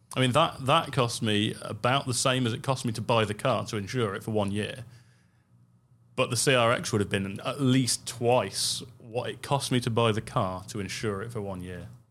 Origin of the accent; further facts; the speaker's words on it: United Kingdom; being a Brit